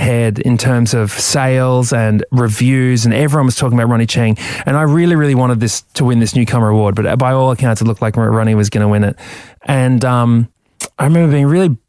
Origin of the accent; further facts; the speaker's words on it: Brisbane, Queensland, Australia; where are you from? And I say, Brisbane